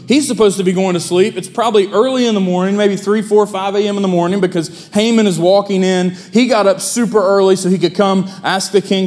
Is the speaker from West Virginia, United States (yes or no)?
yes; Hamlin, West Virginia, United States; moved away as an adult; now in Milton, United States; there is no more glorious Independence Day celebration than the parade in my hometown.